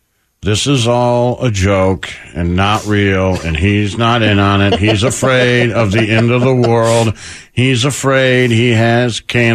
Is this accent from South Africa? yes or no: no; Canada; I'm Canadian.